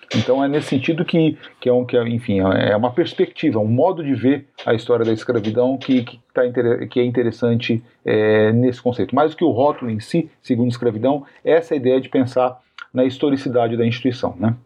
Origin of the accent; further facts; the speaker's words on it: Brazil; os historiadores brasileiros